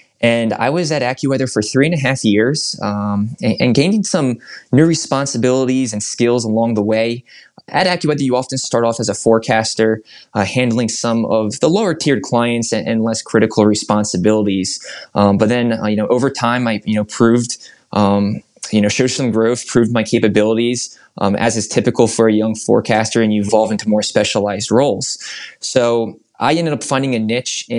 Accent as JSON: {"language": "English", "town": "Philadelphia", "region": "Pennsylvania", "country": "United States", "tie": "born or raised there", "moved": "yes", "lives_now": "Indianapolis, United States", "said": "I was growing up in Philadelphia at the time"}